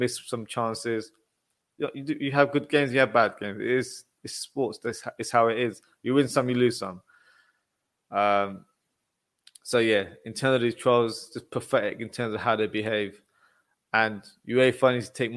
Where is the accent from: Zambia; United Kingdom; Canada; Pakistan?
United Kingdom; England; I'm from England